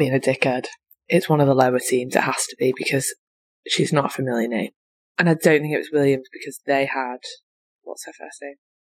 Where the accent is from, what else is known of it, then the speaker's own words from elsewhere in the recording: Italy; born there; Oh yeah, I was born in Italy.